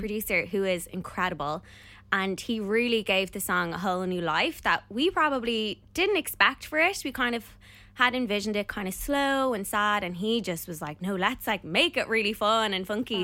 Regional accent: Ireland; we are Irish

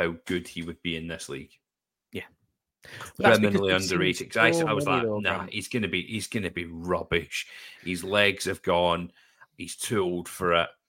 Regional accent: Scotland, United Kingdom; As being a Scottish person

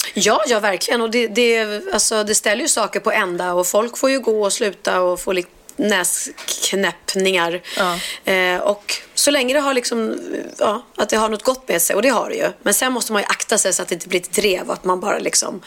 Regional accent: Stockholm, Stockholm County, Sweden; vi stockholmare

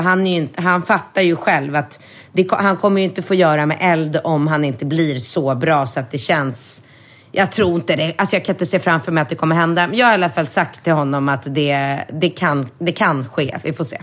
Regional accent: Sweden; moved away as an adult; now in Thailand; jag bor här januari, februari och inte hemma i Sverige

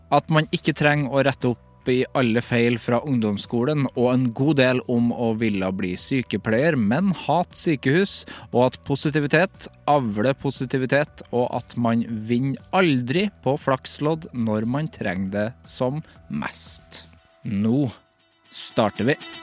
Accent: Trøndelag, Norway; for jeg er fra Trøndelag.

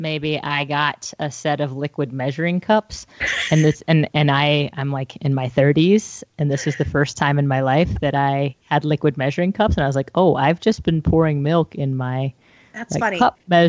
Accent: North Carolina, United States; I'm saying this as a Southerner, like I'm from North Carolina

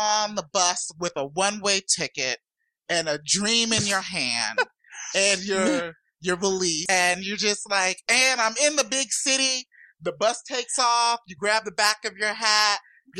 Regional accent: North Carolina, United States; My Tar Heel home state.

